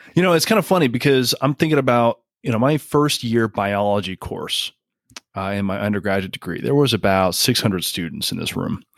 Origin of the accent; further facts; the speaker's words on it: Canada; moved away; I'm originally from Canada